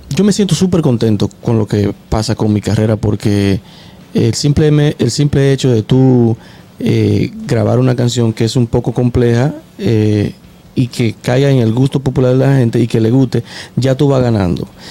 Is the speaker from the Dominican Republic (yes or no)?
yes; Dominican Republic; also born or lived in Lawrence; como buen dominicano